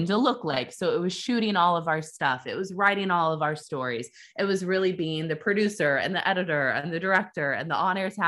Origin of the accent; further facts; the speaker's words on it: Kansas City, Missouri, United States; moved away as an adult; also born or lived in Iowa City, Iowa / New York City; So I'm from Kansas City, Missouri. That's where I grew up.